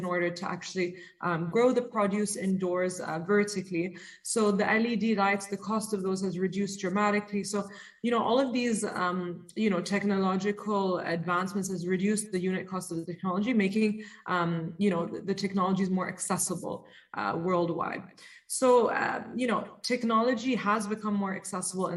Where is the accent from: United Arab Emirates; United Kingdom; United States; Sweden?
United Arab Emirates; Dubai; I've been born and raised in Dubai